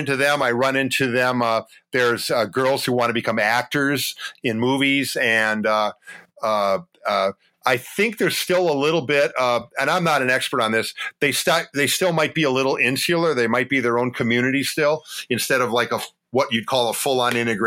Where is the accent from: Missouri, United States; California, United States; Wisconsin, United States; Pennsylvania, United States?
Wisconsin, United States; Wausau; now in Appleton, United States; So I was actually born in Madison.